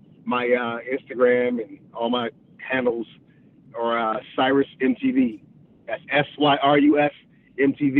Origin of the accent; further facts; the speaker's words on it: California, United States; I'm from Cali